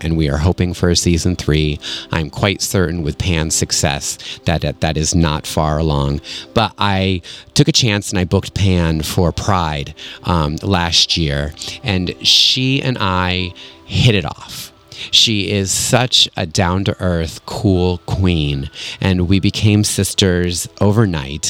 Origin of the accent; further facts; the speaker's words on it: Connecticut, United States; Connecticut, my home state, Connecticut.